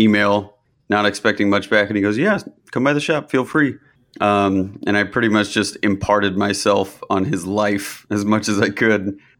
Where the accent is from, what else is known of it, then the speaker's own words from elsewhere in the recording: Kansas, United States; moved away as an adult; now in New York City, United States; I'm originally from Kansas. {S2} I got it right. {S4} Yes, you did. I grew up in a really small town just outside of Kansas City.